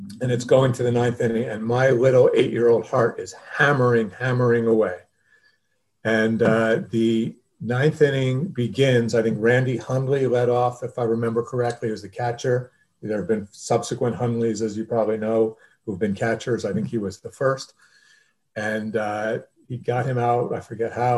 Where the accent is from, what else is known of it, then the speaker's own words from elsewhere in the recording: Long Island, New York, United States; I grew up on Long Island.